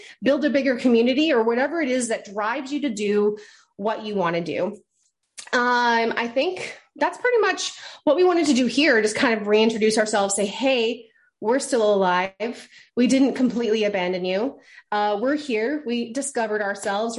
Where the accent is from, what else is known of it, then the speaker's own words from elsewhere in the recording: Maine, United States; I'm from Maine.